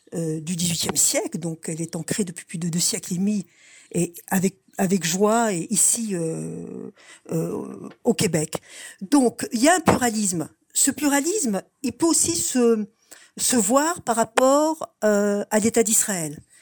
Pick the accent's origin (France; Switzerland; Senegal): France; Strasbourg, Grand Est; now in Montreal, Canada; je viens de Strasbourg